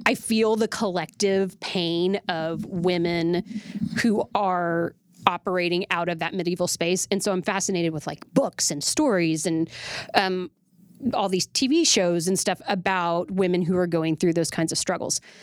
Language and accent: English; Oklahoma City, Oklahoma, United States; moved away; I was born and raised in Oklahoma City